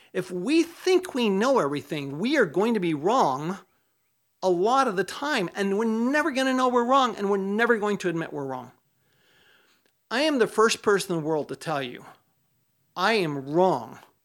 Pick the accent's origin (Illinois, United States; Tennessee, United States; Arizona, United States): Arizona, United States; Tempe; Tempe, Arizona, my hometown.